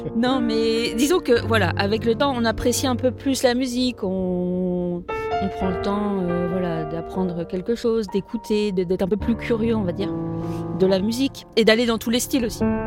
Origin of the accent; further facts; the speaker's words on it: Rennes, Brittany, France; moved away; je venais de Rennes